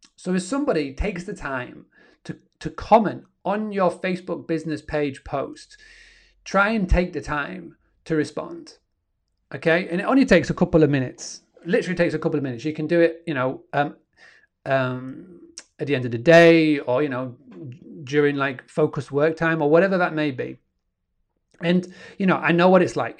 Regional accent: Yorkshire and the Humber, United Kingdom; up in good old Yorkshire, and I'm from Yorkshire, where the internet's not the best.

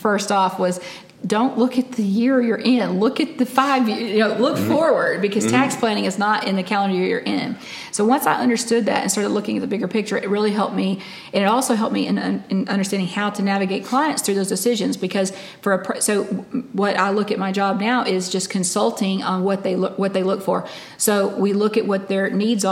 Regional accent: Alabama, United States; also born or lived in California; now in Panama City Beach, United States; growing up in Alabama, we had tornadoes rip through and destroy whole towns

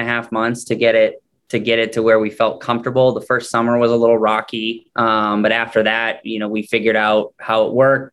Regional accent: Maine, United States; moved away; I'm originally from Maine and I had moved back

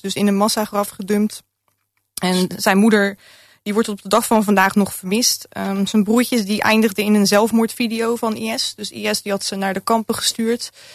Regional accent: Rotterdam, South Holland, Netherlands; born or raised there

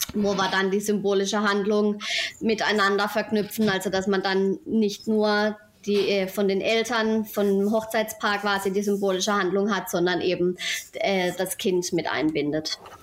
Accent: Rheinhausen, Baden-Württemberg, Germany; komme aus Rheinhausen, einem kleinen Dorf am schönen Rhein in der Nähe des Europaparks

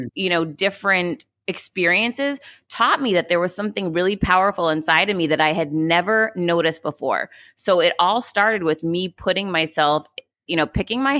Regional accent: Worcester, Massachusetts, United States; So I grew up in Worcester, Massachusetts. I was one of four kids.

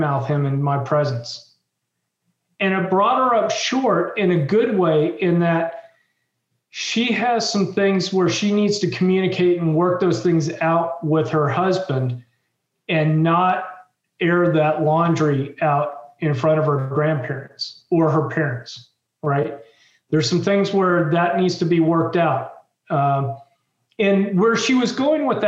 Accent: Washington, District of Columbia, United States; growing up in the Washington, D.C. area, which is also where I'm from

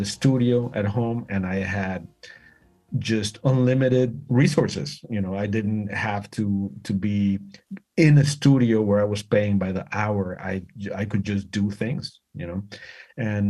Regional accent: Mexico City, Mexico; moved away as an adult; now in United States; I'm from Mexico City. I'm Mexican 100%. I moved to the States when I was 21

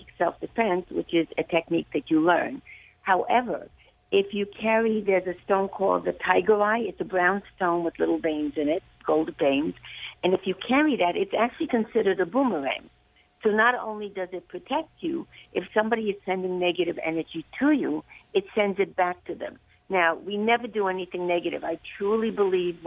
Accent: Hungary; moved away; I'm from Hungary

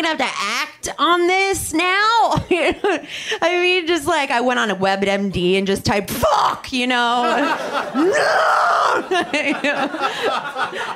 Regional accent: New Jersey, United States; also born or lived in Chicago; now in Los Angeles, United States; I'm not from here. I'm from New Jersey. And I lived in Chicago for a while.

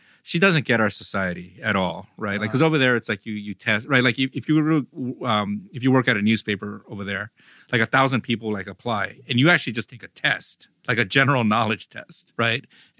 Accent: South Pasadena, California, United States; South Pass, yeah.

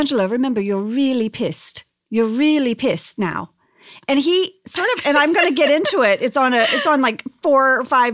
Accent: Texas, United States; I'm from a very small town in Texas

